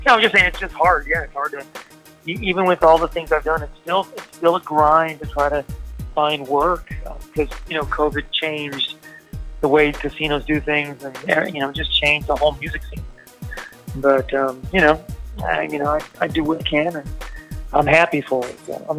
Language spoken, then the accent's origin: English; Texas, United States; I'm from Texas, so I am a Cowboys fan.